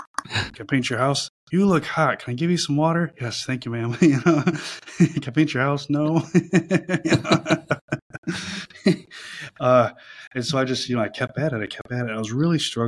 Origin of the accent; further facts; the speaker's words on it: Michigan, United States; moved away as an adult; also born or lived in Punta Gorda, Florida; originally I was from Michigan, and started my first painting business when I was 19